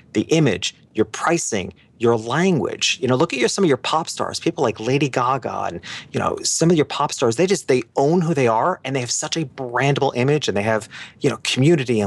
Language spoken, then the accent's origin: English; New York City, New York, United States; moved away as an adult; now in Miami Beach, United States; being a New Yorker and having lived there my whole life in New York City and the surrounding areas